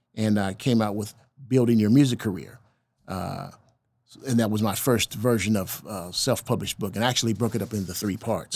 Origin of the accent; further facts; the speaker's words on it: El Reno, Oklahoma, United States; growing up in El Reno